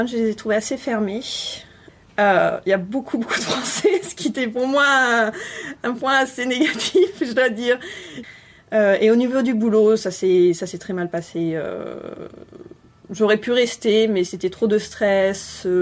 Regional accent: Bordeaux, Nouvelle-Aquitaine, France; moved away as an adult; also born or lived in Brest / Lyon / Sète / Paris; je suis de Bordeaux. Et après mon bac, je suis partie à Brest pour faire une licence de biologie. Je suis partie à Lyon pour continuer sur un master de biologie. Ensuite, j'ai fait un an à Sète, et ensuite, je suis partie sur Paris pour faire ma thèse.

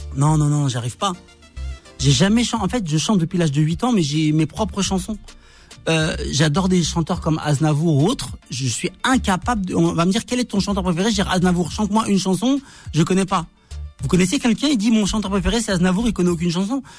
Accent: Argenteuil, Île-de-France, France; j'ai grandi en quartier Argenteuil

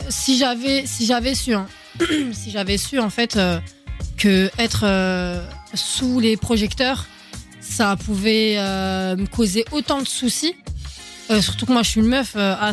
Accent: Argenteuil, Île-de-France, France; et moi, je viens, ah, je d'Argenteuil, je suis obligée de le mentionner.

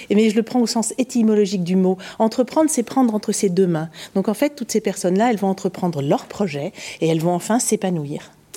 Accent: Paris, Île-de-France, France; je suis parisienne

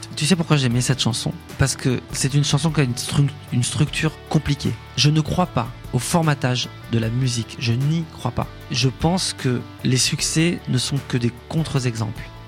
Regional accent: Échirolles, Auvergne-Rhône-Alpes, France; mon enfance à Échirol, c'était assez joyeux

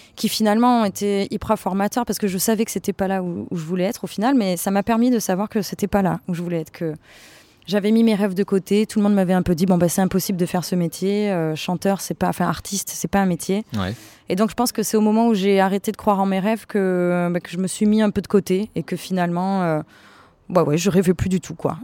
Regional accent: Avignon, Provence-Alpes-Côte d'Azur, France; je viens d'Avignon

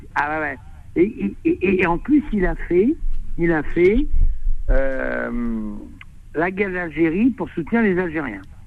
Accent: Amiens, Hauts-de-France, France; now in Drôme, France; je suis d'Amiens aussi

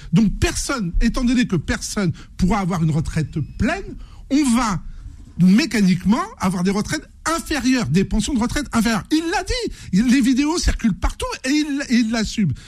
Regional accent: Seine-Saint-Denis, Île-de-France, France; Je suis né en Seine-Saint-Denis, j'ai grandi là-bas

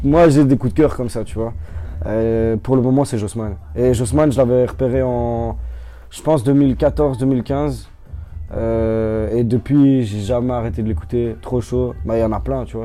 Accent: Ottignies, Wallonia, Belgium; je viens pas de Louvain-la-Neuve, je viens d'Otigny

